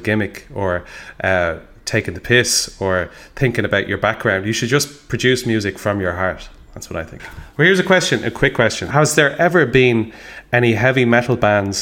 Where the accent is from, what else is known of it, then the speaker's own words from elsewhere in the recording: Ireland; We're Irish